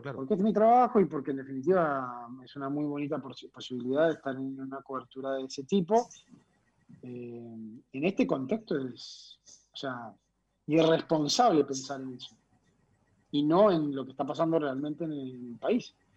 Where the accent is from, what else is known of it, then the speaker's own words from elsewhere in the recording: Colombia; moved away as an adult; now in Argentina; me he criado en un país que lamentablemente siempre estuvo manchado por la violencia